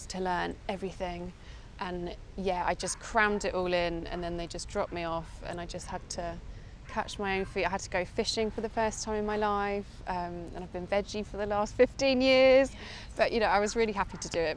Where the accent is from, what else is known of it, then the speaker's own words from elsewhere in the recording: Essex, East of England, United Kingdom; moved away as an adult; now in London, United Kingdom; I was born in London, but my parents actually moved to Essex in the countryside when I was about three. And my whole childhood was spent outside